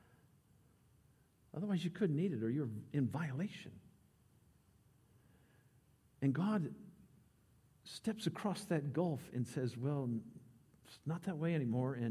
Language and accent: English; United States; as an American